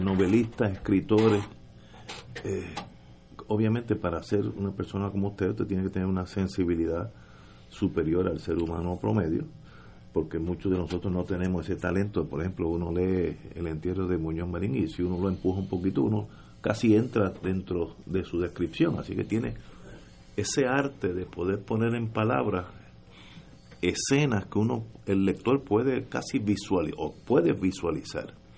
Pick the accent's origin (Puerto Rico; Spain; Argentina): Puerto Rico; also born or lived in United States